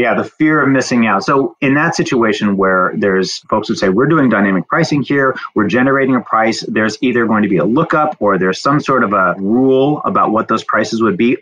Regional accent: southern Indiana, United States; now in Houston, United States; grew up in a small town around 10,000 on a farm down in southern Indiana.

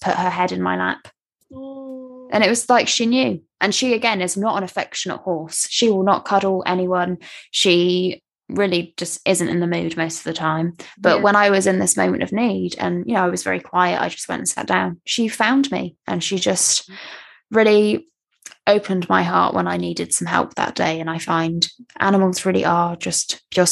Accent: West Country, Somerset, South West England, United Kingdom; I grew up in the West Country

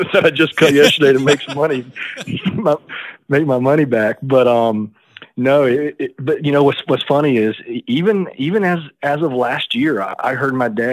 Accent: Gadsden, Alabama, United States; I grew up in Gadsden, Alabama

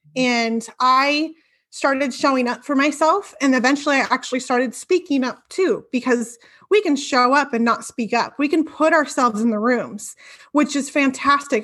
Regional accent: Bonney Lake, Washington, United States; I am from Bonnie Lake, Washington. It's a town south

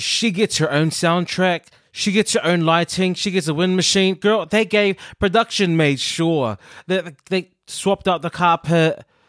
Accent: New Zealand; when I was growing up in New Zealand

